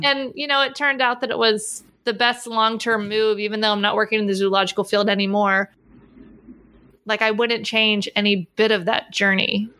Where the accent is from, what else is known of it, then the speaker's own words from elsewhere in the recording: Pittsburgh, Pennsylvania, United States; moved away as an adult; also born or lived in Orlando, Florida; I grew up in Pittsburgh